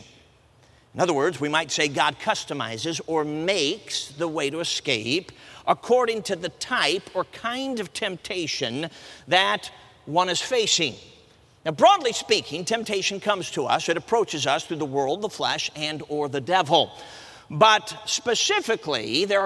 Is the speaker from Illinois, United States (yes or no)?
yes; Chicago, Illinois, United States; now in Michigan, United States; Now, I'm a city kid. I grew up in Chicago. I'm based out of Michigan now.